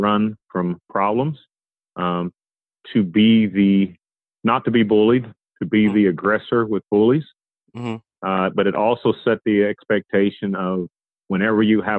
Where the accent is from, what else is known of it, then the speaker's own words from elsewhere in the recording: Columbus, Indiana, United States; I'm originally from Columbus, Indiana